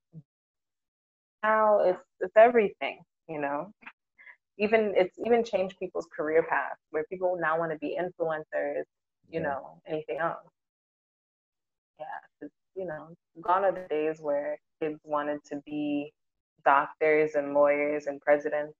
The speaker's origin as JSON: {"language": "English", "region": "New York", "country": "United States", "moved": "as an adult", "lives_now": "Ghana", "said": "being a New Yorker"}